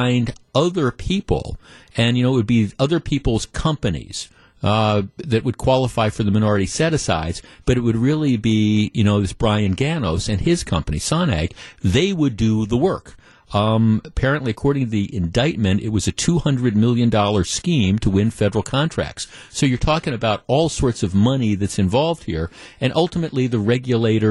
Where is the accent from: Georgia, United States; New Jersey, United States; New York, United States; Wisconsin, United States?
Wisconsin, United States; Glendale; I grew up in Glendale. When my parents moved here when I was like 9 or 10 years old